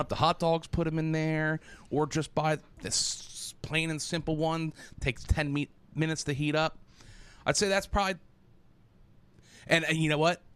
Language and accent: English; United States; I'm American.